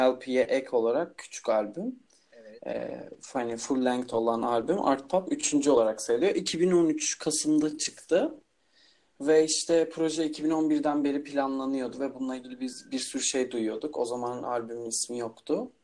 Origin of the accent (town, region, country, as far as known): Istanbul, Turkey; also born or lived in İzmir